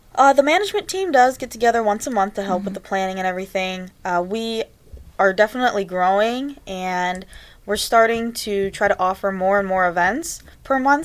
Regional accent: Cleveland, Ohio, United States; I was born and raised here in Cleveland.

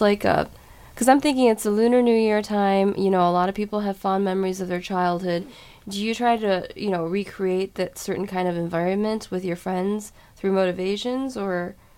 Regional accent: Cleveland, Ohio, United States; I was from Cleveland and we have Lake Erie right here.

